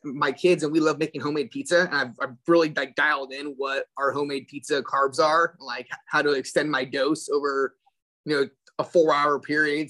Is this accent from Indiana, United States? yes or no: no; Central Valley, California, United States; born and raised in California